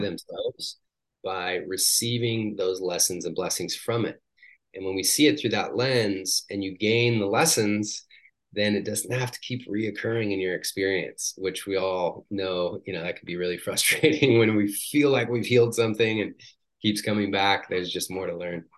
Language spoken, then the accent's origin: English; Washington, United States; moved away as an adult; also born or lived in San Diego; I grew up in Washington State